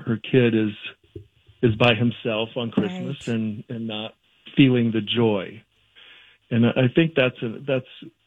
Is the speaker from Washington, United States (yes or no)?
no; Mankato, Minnesota, United States; growing up in Mankato